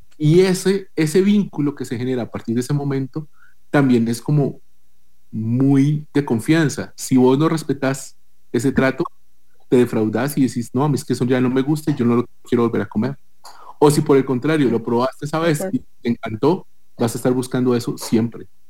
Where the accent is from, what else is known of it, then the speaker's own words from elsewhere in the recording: Bogotá, Colombia; also born or lived in Tolima; now in Costa Rica; yo soy de Bogotá, o sea, yo nací en Bogotá, pero mi familia es más de, eh, digamos, de la del centro norte del país, que es de la región del Tolima